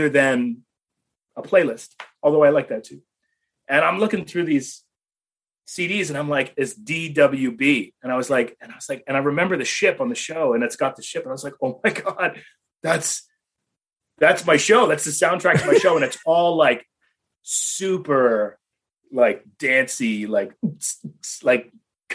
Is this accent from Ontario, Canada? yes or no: yes; Toronto, Ontario, Canada; moved away as an adult; now in United States; I grew up in Toronto. I mean, I guess I grew up in a suburb of Toronto called Etobicoke